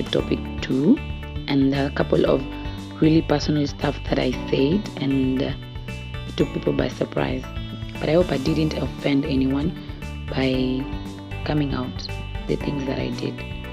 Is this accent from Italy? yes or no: yes; Italy; I was raised in Italy